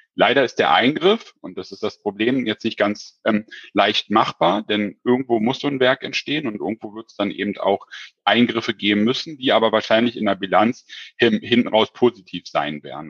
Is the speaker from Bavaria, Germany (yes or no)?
no; Berlin, Germany; accent: Hochdeutsch; moved away; also born or lived in Frankfurt am Main; Ich komme ja ursprünglich eigentlich aus Berlin